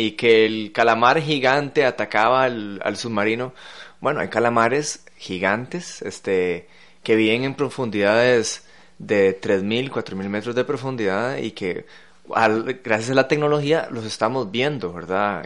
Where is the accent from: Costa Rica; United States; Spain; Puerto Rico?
Costa Rica; San José; como josefinos, que vivir en una capital, alejado de la costa